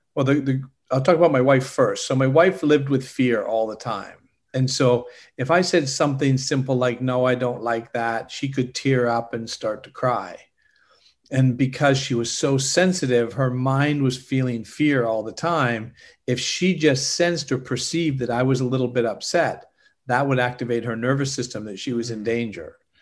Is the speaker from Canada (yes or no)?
yes; Canada; also born or lived in Europe; now in Orlando, United States; I'm originally from Canada